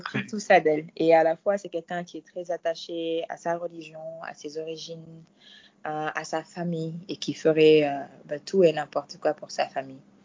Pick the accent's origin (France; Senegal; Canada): Senegal; Dakar; French is a second language; je suis sénégalaise